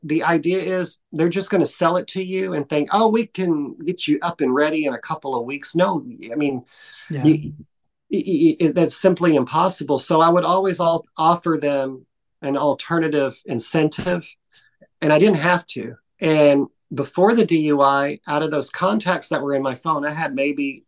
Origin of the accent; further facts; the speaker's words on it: Dallas, Texas, United States; moved away; also born or lived in New York; I'm from Dallas